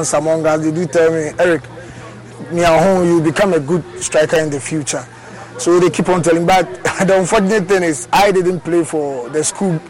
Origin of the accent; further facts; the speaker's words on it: Accra, Greater Accra, Ghana; I grew up in Mamubi.